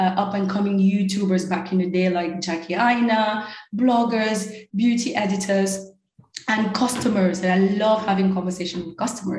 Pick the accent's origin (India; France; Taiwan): France; Normandy; first language French; English is a second language; moved away as an adult; also born or lived in Paris / Cameroon; now in New York City, United States; I grew up in a really secluded area in Normandy.